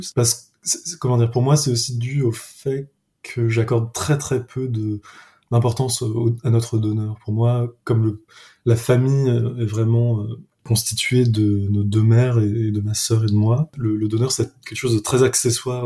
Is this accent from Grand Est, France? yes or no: no; Paris, Île-de-France, France; moved away as an adult; now in Lyon, France; j'ai grandi à Paris